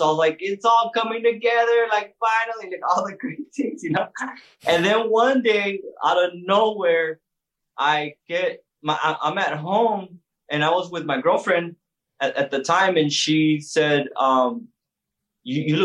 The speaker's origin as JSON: {"language": "English", "town": "El Paso", "region": "Texas", "country": "United States", "also_born_or_lived": "San Antonio / Houston", "said": "I'm originally from El Paso, Texas."}